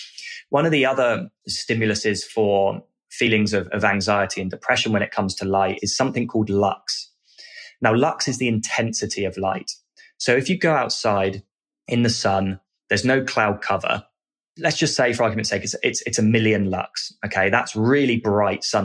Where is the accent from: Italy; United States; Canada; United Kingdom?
United Kingdom